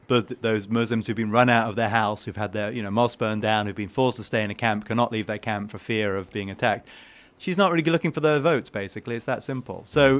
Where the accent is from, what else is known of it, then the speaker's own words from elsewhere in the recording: United Kingdom; I am British, and I'm part of the evil imperialist.